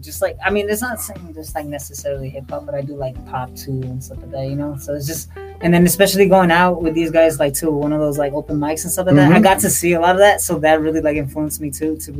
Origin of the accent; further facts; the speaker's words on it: Donna, Texas, United States; now in Mesquite, United States; I am from Donna, Texas, but I currently live